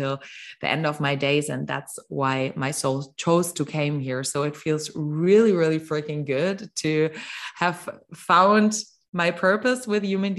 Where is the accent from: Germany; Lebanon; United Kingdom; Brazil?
Germany; also born or lived in Mexico; I'm from Germany